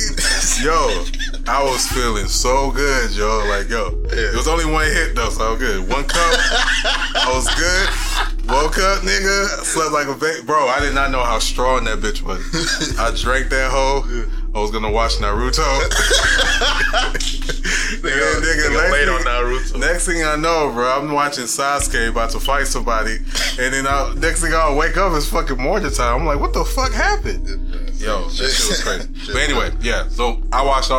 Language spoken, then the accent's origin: English; Houston, Texas, United States; we are from Houston